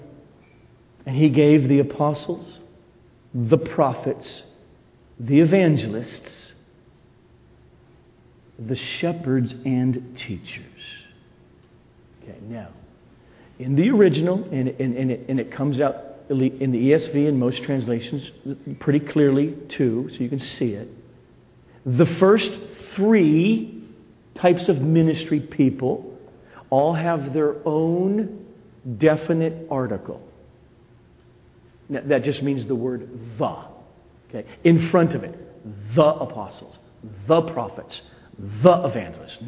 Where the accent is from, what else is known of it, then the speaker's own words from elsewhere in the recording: United States; I'm an American, I became a Christian in 1981